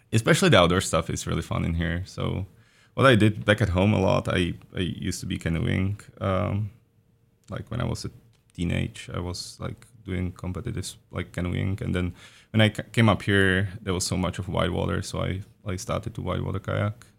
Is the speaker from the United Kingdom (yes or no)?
no; Czechia; moved away as an adult; also born or lived in Prague, Czech Republic; now in Oregon, United States; I am from the Czech Republic originally, so I did my undergrad and master's, too, in Prague at Charles University